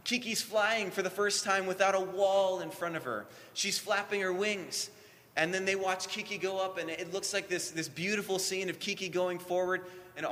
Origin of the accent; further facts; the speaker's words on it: Hawaii, United States; And we grew up in Hawaii